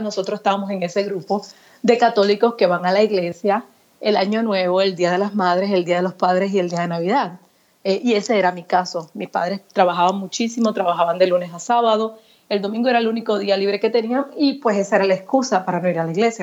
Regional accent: Puerto Rico; yo me crié en Puerto Rico

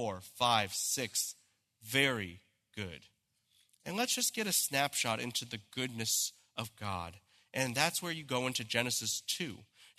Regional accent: Santa Clarita, California, United States; I said, I'm from California. They said, where in California? I said, in Los Angeles? He goes, where in Los Angeles? I said, you've never heard of this place. It's Santa Clarita.

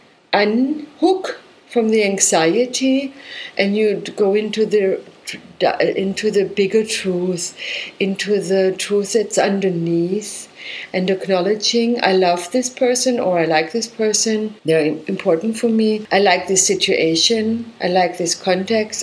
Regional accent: Germany; I come from Germany

